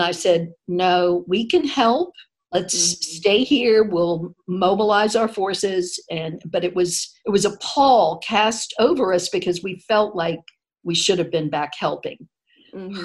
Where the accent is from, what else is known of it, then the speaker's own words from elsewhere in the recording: Tallahassee, Florida, United States; growing up in North mm-hmm. Florida, which was right near Alabama, and then in Tallahassee